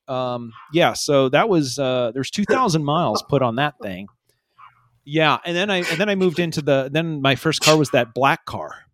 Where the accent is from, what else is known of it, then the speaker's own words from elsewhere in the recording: Iowa Falls, Iowa, United States; growing up in Iowa Falls in the late eighties